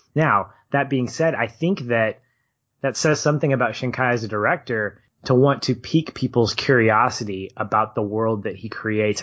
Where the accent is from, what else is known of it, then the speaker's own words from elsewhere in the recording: United States; as Americans